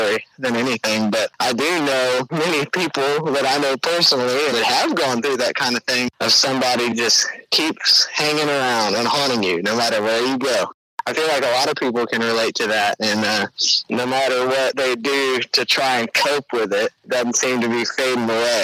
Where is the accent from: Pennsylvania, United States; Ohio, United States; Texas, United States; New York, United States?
Texas, United States; Conroe; also born or lived in Willis, Texas; I grew up there on Lake Conroe. I've lived in Conroe and Willis